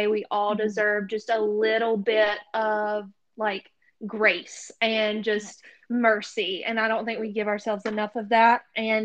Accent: the South, United States; accent: Southern; if you can't tell by my accent, I am a Southern girl

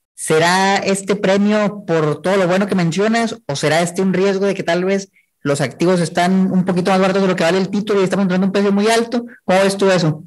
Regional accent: Chihuahua, Mexico; yo soy de Chihuahua

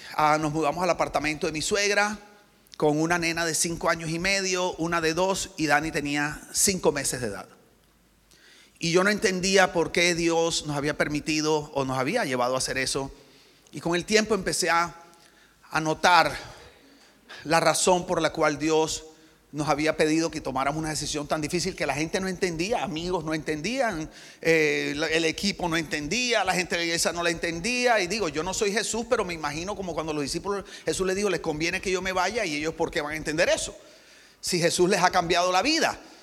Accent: Barranquilla, Atlántico, Colombia; moved away; also born or lived in United States; soy de Barranquilla, Colombia

